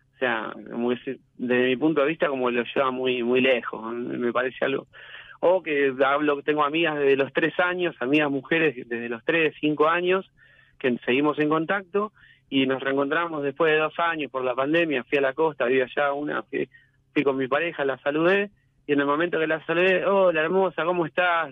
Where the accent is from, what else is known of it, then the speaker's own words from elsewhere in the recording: Quilmes, Buenos Aires Province, Argentina; now in Lavallol, Argentina; Vivo en Lavallol, pero bueno, vivo en Lavallol, pero soy de Quilmes